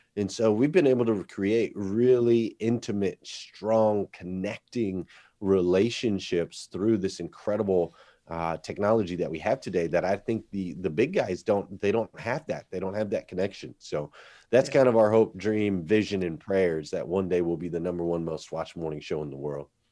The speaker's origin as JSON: {"language": "English", "town": "Flagstaff", "region": "Arizona", "country": "United States", "tie": "born or raised there", "said": "where I grew up there in Arizona"}